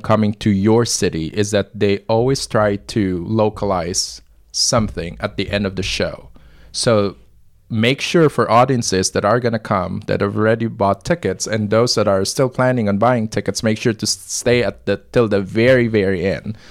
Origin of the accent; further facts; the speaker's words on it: Manila, Metro Manila, Philippines; moved away as an adult; also born or lived in Nashville, Tennessee / Russia / San Francisco; now in St. Louis, United States; I was born in Manila, Philippines, but I moved to Nashville, Tennessee, uh, after college. Uh, I was eighteen